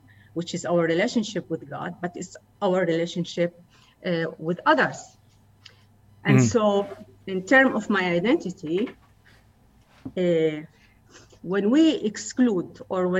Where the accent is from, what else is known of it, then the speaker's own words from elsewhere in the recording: Acre, Northern District, Israel; growing up in Akko, in a mixed town